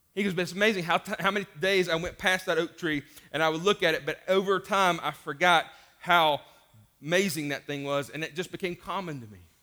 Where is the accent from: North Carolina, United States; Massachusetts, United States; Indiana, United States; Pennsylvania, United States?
North Carolina, United States; Hendersonville; I grew up in Hendersonville and went to Flat Rock Eleme-, or Flat Rock, uh, Middle School